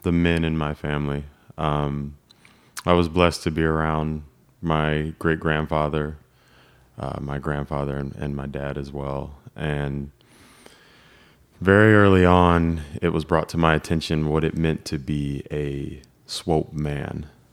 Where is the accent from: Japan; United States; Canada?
United States; Lake Elsinore, California; moved away as an adult; we grew up in Lake Elsinore